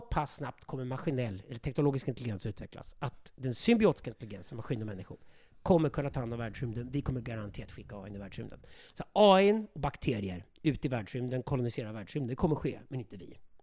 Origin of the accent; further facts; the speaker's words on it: Sweden; vi godtrogna, naiva svenskar